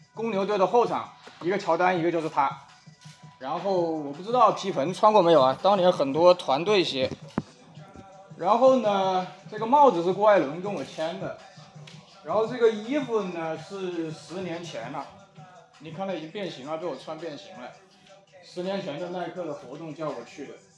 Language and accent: Chinese; Wuhan, Hubei, China; 身为武汉人